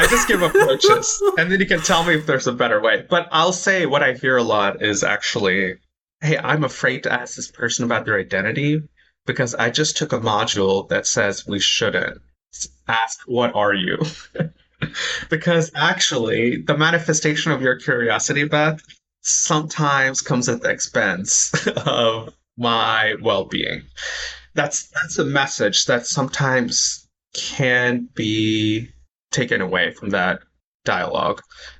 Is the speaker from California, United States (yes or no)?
yes; San Francisco, California, United States; also born or lived in India; I was born in India, so I could say that. For many people who grew up here, I'm like, well, I don't know. I'm from U.S., San Francisco, right?